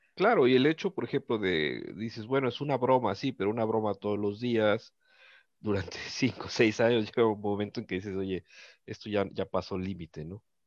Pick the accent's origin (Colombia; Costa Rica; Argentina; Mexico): Mexico; como mexicanos